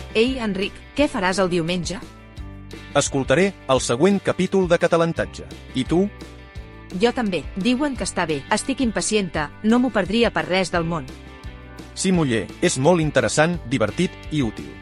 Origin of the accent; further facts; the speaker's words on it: Romania; first language Romanian, Serbian; Catalan is a second language; soc de Romania, soc romanesa. Soc estudiant de filologia. Les meves llengües maternes són el romanès i el serbi.